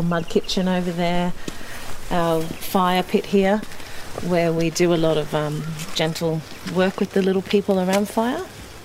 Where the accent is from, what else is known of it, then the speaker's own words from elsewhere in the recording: Brisbane, Queensland, Australia; also born or lived in Eungella, Queensland; now in Beechmont, Australia; I grew up in Brisbane